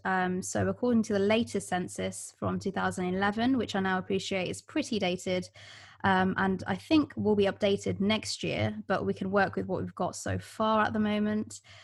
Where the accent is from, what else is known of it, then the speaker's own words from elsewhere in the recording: London, United Kingdom; first language Bengali; English is a second language; moved away; also born or lived in Florida; having been born in East London to a typically very South Asian area